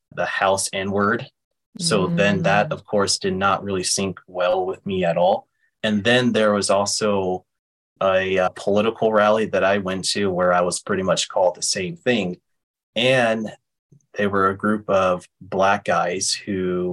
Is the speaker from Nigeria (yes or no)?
no; Berkeley, California, United States; my hometown of Berkeley, California